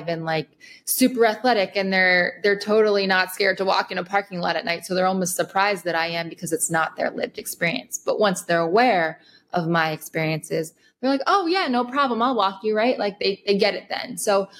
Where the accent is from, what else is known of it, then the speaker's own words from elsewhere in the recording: Rockland County, just outside New York City, United States; I grew up just outside New York City, Rockland County